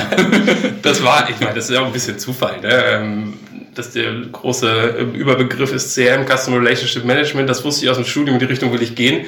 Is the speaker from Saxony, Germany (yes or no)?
no; Enger, North Rhine-Westphalia, Germany; moved away as an adult; also born or lived in Bielefeld / Gütersloh / Munich; Ich komme ähm, gebürtig aus ähm, Herford, beziehungsweise genauer ähm, Enger, mhm. äh, bin ich ähm, aufgewachsen